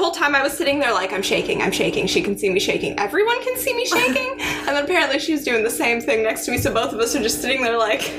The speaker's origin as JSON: {"language": "English", "region": "California", "country": "United States", "also_born_or_lived": "Boston, Massachusetts", "moved": "as an adult", "said": "I'm from California, but I lived in Boston and went to school in Boston"}